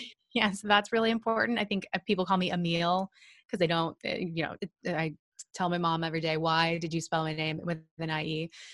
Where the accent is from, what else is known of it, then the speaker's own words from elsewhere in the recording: Sullivan, Illinois, United States; I'm from the middle of nowhere in Illinois, very, very small town called Sullivan.